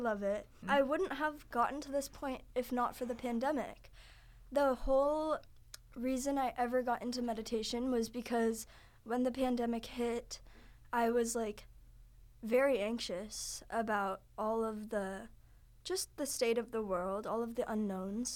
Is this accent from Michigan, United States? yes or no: no; California, United States; moved away as an adult; also born or lived in Santa Barbara, California; now in Boston, United States; I'm from California, and I'm a transfer student from Santa Barbara.